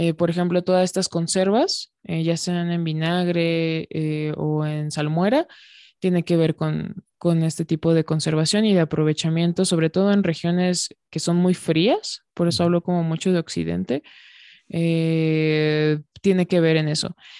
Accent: Mexico

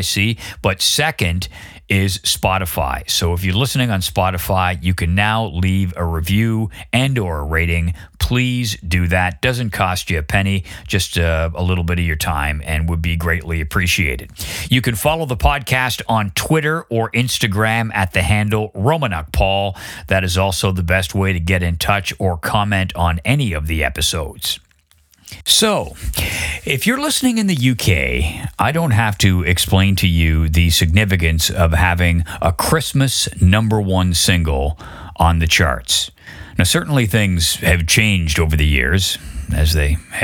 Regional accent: Canada; moved away as an adult; also born or lived in London; where I grew up in Canada

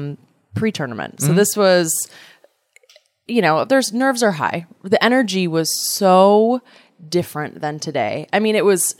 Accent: Edina, Minnesota, United States; I grew up in Edina, Minnesota, which is a suburb right outside of Minneapolis

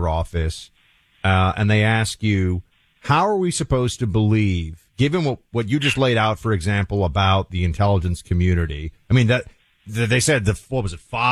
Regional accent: New York City, New York, United States; York City, where I was born and raised

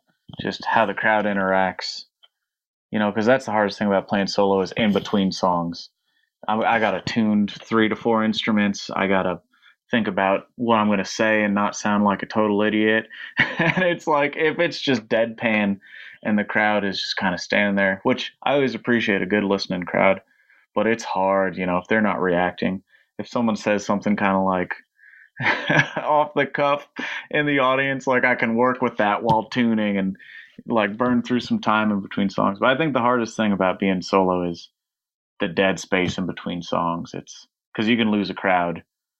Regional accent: New York, United States; I grew up in upstate New York and then lived

